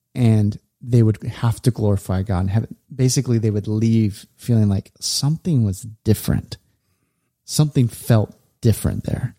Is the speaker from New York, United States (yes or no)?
no; California, United States; we we grew up in California